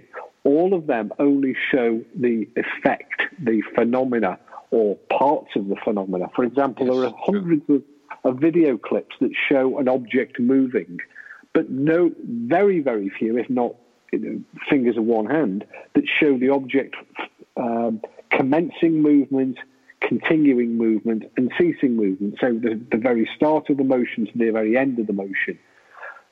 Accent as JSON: {"language": "English", "region": "England", "country": "United Kingdom", "said": "I'm English."}